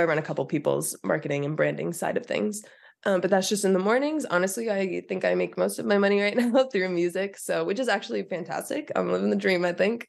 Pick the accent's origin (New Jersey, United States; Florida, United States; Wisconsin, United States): New Jersey, United States; Sussex County; I grew up in Sussex County, New Jersey